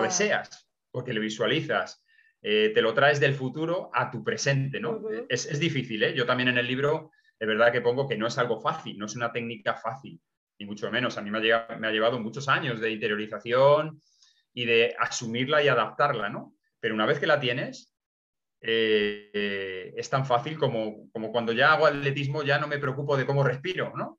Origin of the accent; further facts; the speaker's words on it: Nava del Barco, Castile and León, Spain; mi pueblo, en Ava del Barco, en Ávila